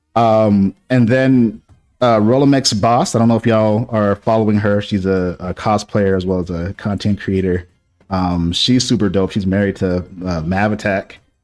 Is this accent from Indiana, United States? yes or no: no; Boston, Massachusetts, United States; moved away; I grew up in Boston